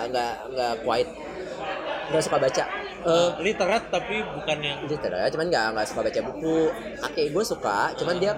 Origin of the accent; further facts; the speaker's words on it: Majalengka, West Java, Indonesia; buku pertama kayaknya yang gue baca dan gue suka itu waktu gue pulang kampung justru ke kampung gue di Majalengka